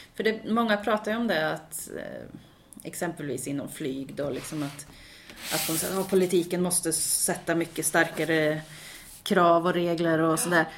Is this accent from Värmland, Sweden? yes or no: yes; Karlstad, Värmland, Sweden; moved away as an adult; also born or lived in Gothenburg; när jag bodde hemma i Karlstad